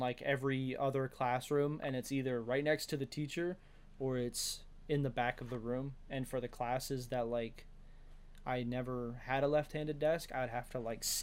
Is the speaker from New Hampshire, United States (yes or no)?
no; Georgia, United States; I'm from Georgia